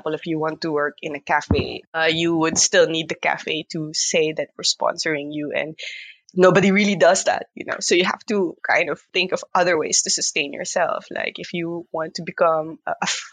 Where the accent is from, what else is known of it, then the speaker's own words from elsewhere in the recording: Philippines; moved away as an adult; also born or lived in Utrecht, Netherlands; now in Netherlands; we're from the Philippines, the humble archipelago that is the Philippines